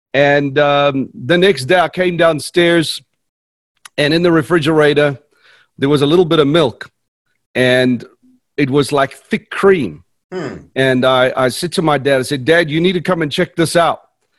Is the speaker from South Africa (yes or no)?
yes; South Africa; born there; I was born in South Africa